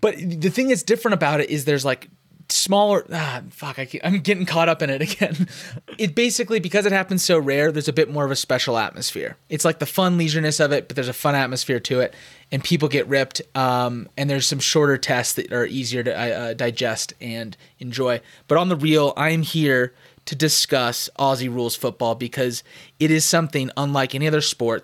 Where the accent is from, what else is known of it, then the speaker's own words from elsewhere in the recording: Scottsdale, Arizona, United States; I was born and raised in Scottsdale